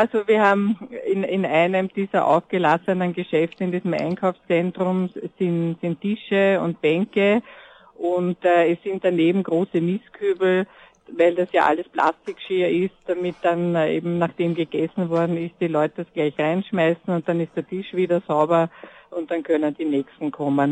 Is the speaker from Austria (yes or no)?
yes; Vienna, Austria; ich bin Wienerin